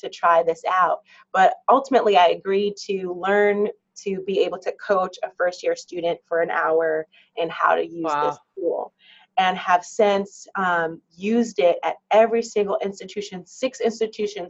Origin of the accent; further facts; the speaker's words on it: New York City, New York, United States; also born or lived in Barbados / California; I was born in Barbados, so I'm a Caribbean gal. But I grew up in New York City and spent most of my life in the Bronx or Manhattan or Queens